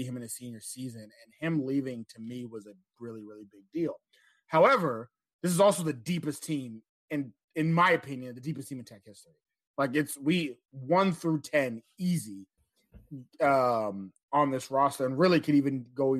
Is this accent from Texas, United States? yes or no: yes; Houston, Texas, United States; I grew up in Houston.